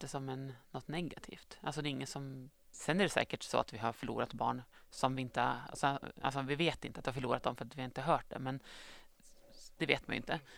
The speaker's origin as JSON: {"language": "Swedish", "town": "Östersund", "region": "Jämtland", "country": "Sweden", "also_born_or_lived": "Gothenburg", "moved": "as an adult", "lives_now": "Strömsund, Sweden", "said": "jag kommer från Östersund men har bott sedan i Göteborg i några år innan jag flyttade tillbaka till"}